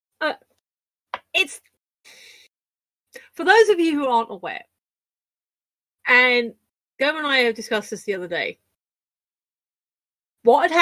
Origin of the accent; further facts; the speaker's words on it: United Kingdom; as a British person